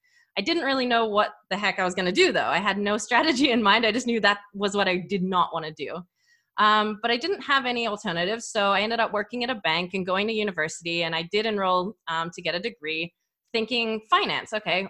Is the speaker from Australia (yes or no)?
yes; Australia; accent: hybrid; So I grew up in Australia. I kind of have a hybrid accent going on.